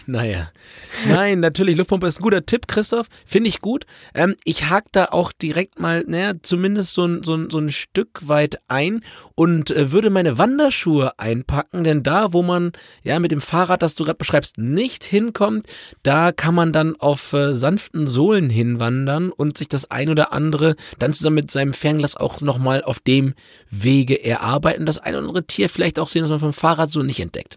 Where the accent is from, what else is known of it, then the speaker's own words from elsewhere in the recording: Lower Saxony, Germany; bei uns in Niedersachsen